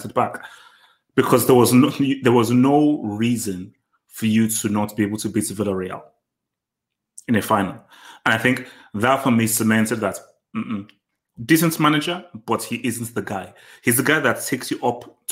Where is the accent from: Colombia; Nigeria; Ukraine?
Nigeria; I'm Nigerian